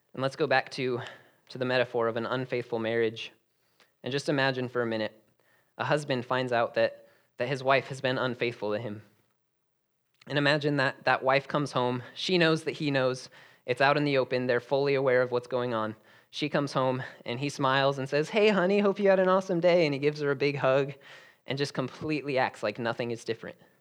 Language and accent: English; Denver, Colorado, United States; I was actually born and raised in Denver, Colorado